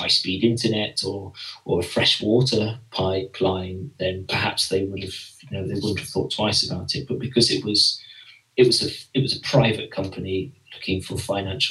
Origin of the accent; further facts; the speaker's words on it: England, United Kingdom; accent: English; my English accent